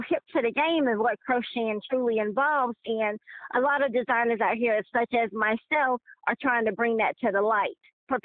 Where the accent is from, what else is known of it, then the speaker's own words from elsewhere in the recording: Greensboro, North Carolina, United States; Born and raised in Greensboro, North Carolina